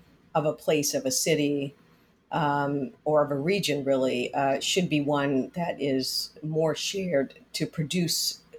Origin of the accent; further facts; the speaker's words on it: Miami, Florida, United States; also born or lived in Detroit / San Francisco / Philadelphia / New York; now in Washington, D.C., United States; I was born in Detroit, raised in Miami